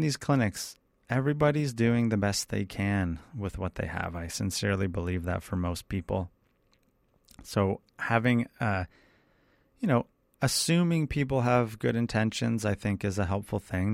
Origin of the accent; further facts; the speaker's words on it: Canada; I come from Canada.